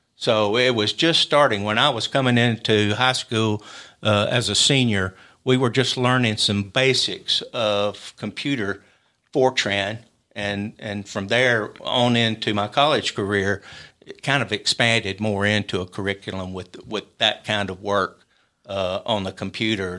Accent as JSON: {"language": "English", "town": "Columbia", "region": "Tennessee", "country": "United States", "tie": "born or raised there", "moved": "as an adult", "lives_now": "Huntsville, United States", "said": "we grew up, uh, my brother and I, uh, in Columbia"}